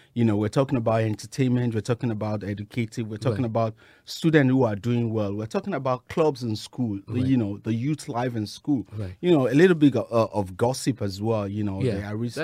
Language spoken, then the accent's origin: English; Lagos, Nigeria; now in United States; I grew up in Nigeria, Lagos